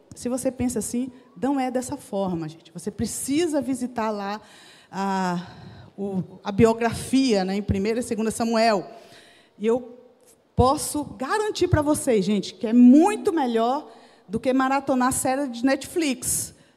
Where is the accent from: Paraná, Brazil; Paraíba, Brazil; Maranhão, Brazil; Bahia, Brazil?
Bahia, Brazil; Jequié; moved away; also born or lived in Recife; lá na Bahia, lá na minha cidade, Jequié